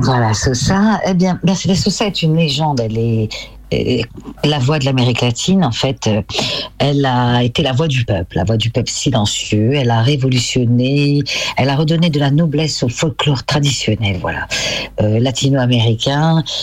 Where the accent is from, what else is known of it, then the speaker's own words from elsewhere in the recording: France; je suis française